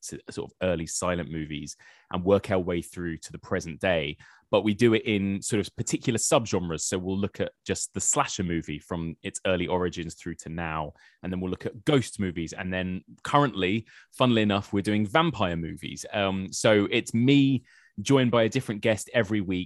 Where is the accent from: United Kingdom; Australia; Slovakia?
United Kingdom; As a British person